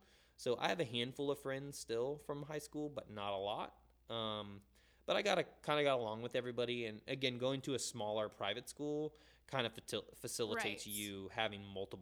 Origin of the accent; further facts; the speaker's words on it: Jacksonville, Florida, United States; Yeah, I'm a hometown kid. So I'm from Jacksonville.